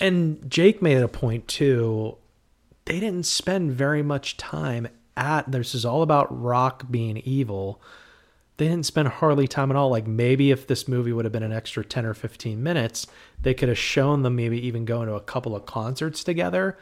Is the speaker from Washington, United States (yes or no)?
no; New Castle, Pennsylvania, United States; where I grew up in Newcastle, Pennsylvania